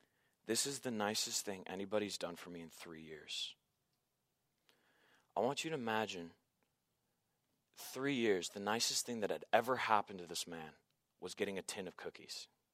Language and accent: English; Santa Barbara, California, United States; I stopped by East Beach. You know, it's a place that my dad had taken me as a kid, and I just grew up there, and I love going there.